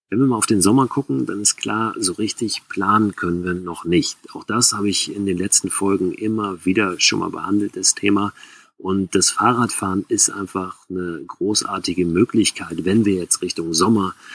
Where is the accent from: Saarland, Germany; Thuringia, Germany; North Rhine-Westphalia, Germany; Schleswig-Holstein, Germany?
Schleswig-Holstein, Germany; Wir sind in Schleswig-Holstein groß geworden und sind mit den Rädern los, hatten kein Zelt dabei, haben einfach draußen geschlafen.